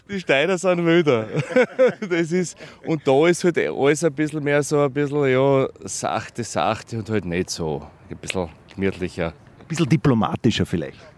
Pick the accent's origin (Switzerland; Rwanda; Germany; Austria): Austria; Styria; now in Linz, Austria; Ich bin ein Linzer seit 15 Jahren, ja. Ich höre einen leichten steirischen Dialekt ja, natürlich. Steirer.